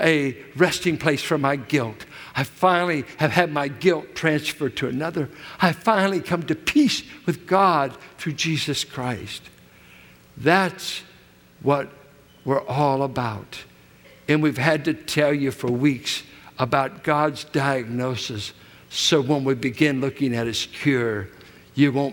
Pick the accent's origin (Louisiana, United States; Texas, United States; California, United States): California, United States; Richmond; where I grew up in Richmond, 6th and Cuddy, south of Carlson, where we started.